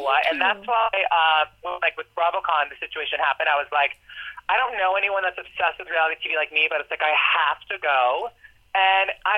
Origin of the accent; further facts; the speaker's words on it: Nebraska, United States; I'm from Nebraska, and I'm from like a small town of 4,000 people.